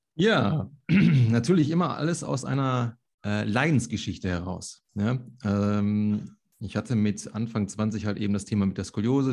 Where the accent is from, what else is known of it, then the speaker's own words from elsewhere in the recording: Solingen, North Rhine-Westphalia, Germany; ich komme ja aus Solingen, das Bergische Land